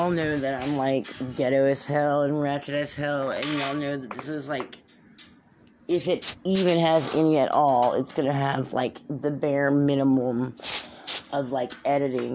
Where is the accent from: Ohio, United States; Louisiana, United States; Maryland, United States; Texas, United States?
Louisiana, United States; Sulphur; I'm from, born and raised in Sulphur, Louisiana.